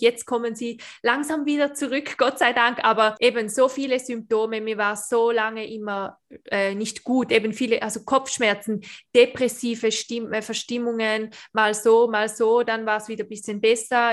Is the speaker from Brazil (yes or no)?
no; Switzerland; ich bin Schweizerin